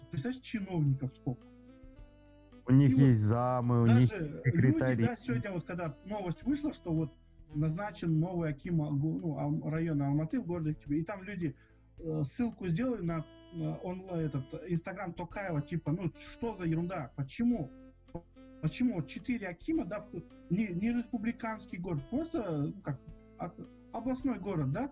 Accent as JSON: {"language": "Russian", "country": "Germany", "said": "Да, я немец."}